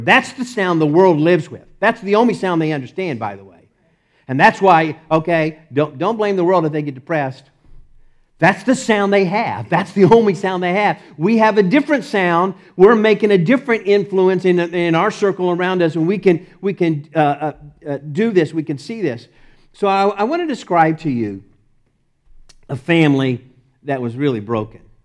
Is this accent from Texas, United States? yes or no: yes; Texas, United States; accent: Texas; my Texas accent